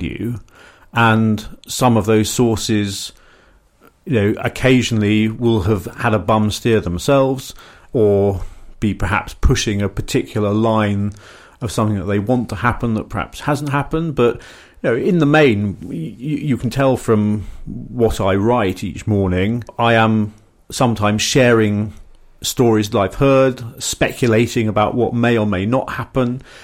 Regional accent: Surrey, South East England, United Kingdom; accent: middle class South of England; I come from Surrey

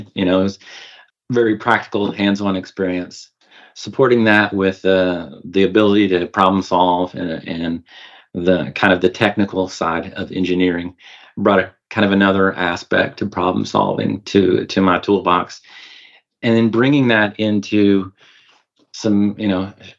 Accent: Northwest Arkansas, United States; I grew up in Northwest Arkansas on a poultry, dairy, and beef farm

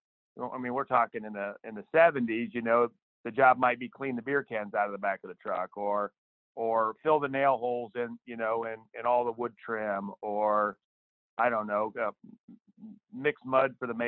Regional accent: Central Illinois, United States; also born or lived in East Texas; I live in Central Illinois. I grew up here in a rural area

